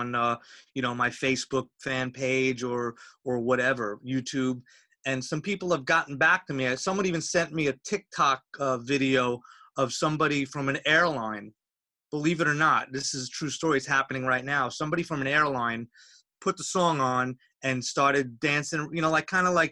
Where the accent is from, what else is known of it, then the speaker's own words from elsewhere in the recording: Long Island, New York, United States; moved away as an adult; now in Los Angeles, United States; I grew up in Long Island, New York.